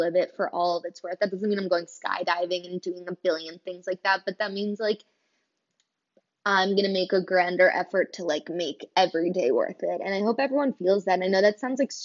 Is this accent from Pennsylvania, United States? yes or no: yes; Kobe Bryant's hometown, Pennsylvania, United States; Kobe Bryant grew up in my hometown.